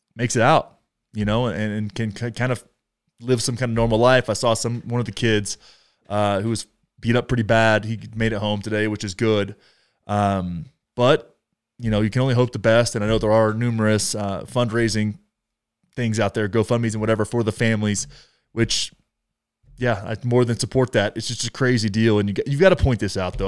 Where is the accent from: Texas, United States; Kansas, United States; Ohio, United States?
Texas, United States; close to my hometown